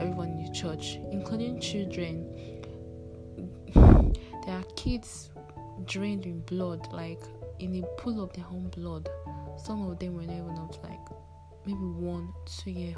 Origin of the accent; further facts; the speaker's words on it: Nigeria; I'm from Nigeria.